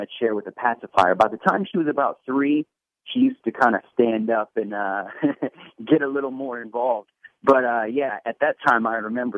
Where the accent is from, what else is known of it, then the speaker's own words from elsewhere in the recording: Portland, Oregon, United States; also born or lived in New Jersey / Washington, D.C. / Los Angeles; I was born and raised in Portland, Oregon